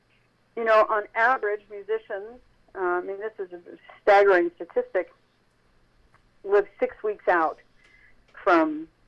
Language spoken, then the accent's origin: English; Japan; So, yeah, I grew up in Japan. My father was in business there for many, many years.